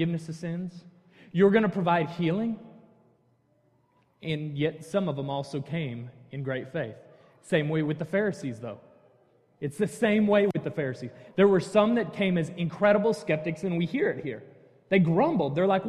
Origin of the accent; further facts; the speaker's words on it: North County, Hazelwood, Missouri, United States; moved away as an adult; now in Texas, United States; Born and raised in North County, went to the best Hazelwood school, which of course is Hazelwood East